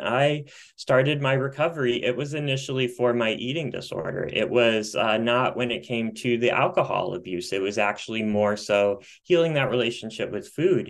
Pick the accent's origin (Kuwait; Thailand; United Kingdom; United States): United States; Midwest; also born or lived in Colorado; now in Michigan, United States; I am back closer to my Midwest roots